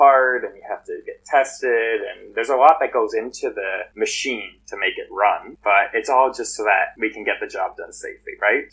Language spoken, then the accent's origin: English; Canada; also born or lived in Los Angeles; I'm Canadian. And then once that expired, I had to come home